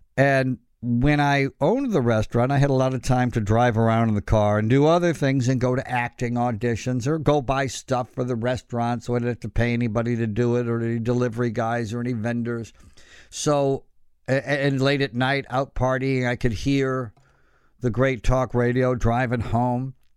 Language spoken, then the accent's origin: English; Elmira, New York, United States; I grew up in a very conservative hometown, Elmira, New York